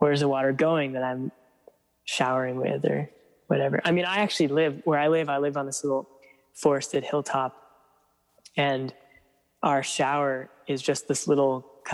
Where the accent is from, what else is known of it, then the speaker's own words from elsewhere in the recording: East Coast, United States; moved away as an adult; now in California, United States; I grew up on the East Coast